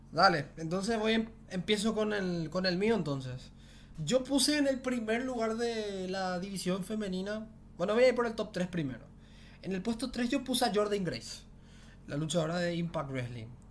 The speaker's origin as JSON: {"language": "Spanish", "country": "Paraguay", "said": "yo soy de Paraguay"}